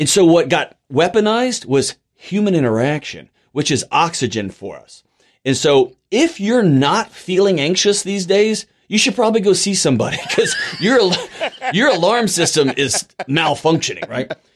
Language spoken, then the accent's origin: English; Houston, Texas, United States; I was born and raised in Houston